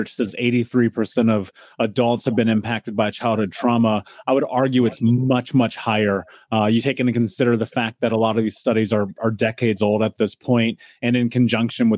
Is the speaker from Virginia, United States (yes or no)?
no; Indianapolis, Indiana, United States; I grew up in America. I grew up in Indianapolis.